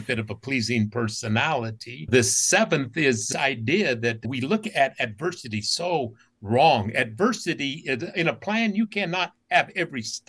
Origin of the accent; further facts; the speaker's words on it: Utah, United States; As a kid growing up in Utah, only brown kid in my school